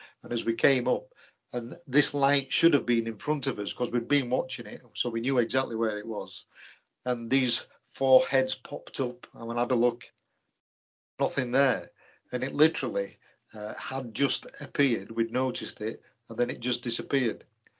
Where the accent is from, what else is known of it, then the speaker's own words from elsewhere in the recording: Leeds, Yorkshire and the Humber, United Kingdom; From Yorkshire.